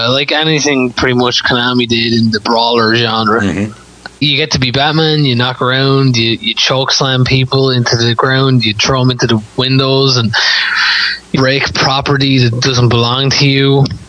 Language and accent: English; Waterford, Munster, Ireland; now in Galway, Ireland; Well, I'm from Ireland, essentially. I was born in Waterford. I live in Galway at the moment.